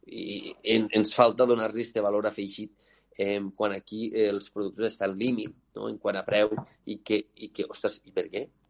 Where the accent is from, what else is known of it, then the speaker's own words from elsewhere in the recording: L'Aldea, Catalonia, Spain; jo sóc de l'Aldea